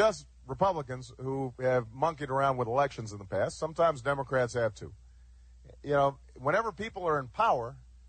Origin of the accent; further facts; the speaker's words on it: Chicago, Illinois, United States; I come from Chicago.